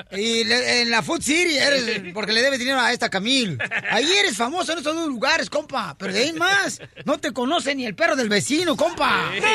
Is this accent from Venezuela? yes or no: no; Ocotlán, Jalisco, Mexico; Yo soy de Ocotlán, Jalisco